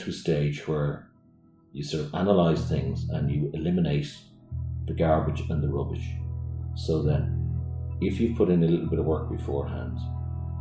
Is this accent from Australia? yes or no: no; Blackrock, Leinster, Ireland; also born or lived in Kilcool; now in Greystones, Ireland; I grew up in Blackrock, beside the sea